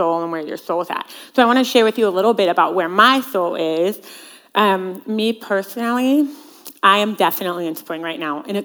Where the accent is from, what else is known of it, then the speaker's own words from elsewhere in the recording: Central Washington, United States; I grew up in Central Washington